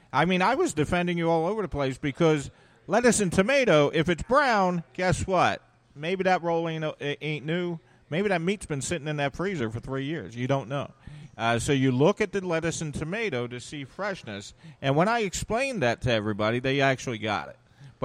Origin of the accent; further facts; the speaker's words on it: Collingswood, New Jersey, United States; I'm from Collingswood.